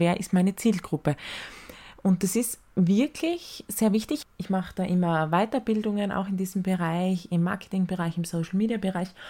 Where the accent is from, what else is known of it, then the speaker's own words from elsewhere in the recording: Styria, Austria; weil wir sind Steirer